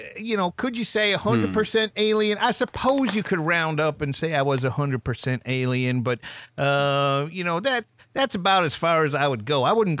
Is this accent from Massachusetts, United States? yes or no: yes; Massachusetts, United States; I'm actually not from New Jersey. I am from Massachusetts.